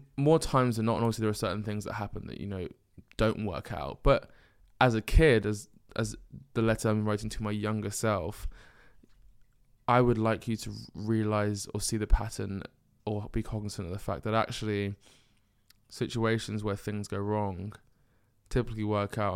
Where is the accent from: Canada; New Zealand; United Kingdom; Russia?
United Kingdom; being a Nigerian firstborn male in the UK and being black